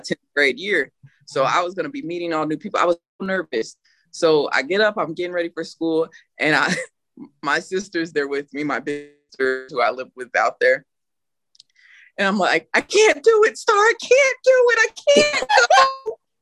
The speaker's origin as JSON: {"language": "English", "town": "Burlington", "region": "Iowa", "country": "United States", "also_born_or_lived": "California", "moved": "yes", "lives_now": "San Antonio, United States", "said": "I'm from Burlington, Iowa"}